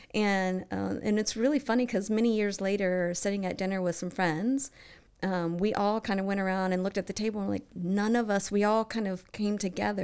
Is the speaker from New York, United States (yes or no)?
no; Bowling Green, Kentucky, United States; moved away as an adult; now in Cincinnati, United States; I grew up in Bowling Green, Kentucky